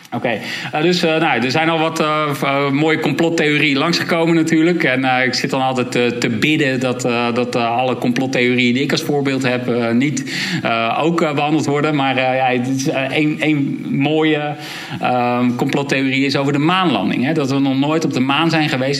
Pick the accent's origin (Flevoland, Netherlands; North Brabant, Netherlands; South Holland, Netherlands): South Holland, Netherlands; Rotterdam; ik zelf uit Rotterdam kom.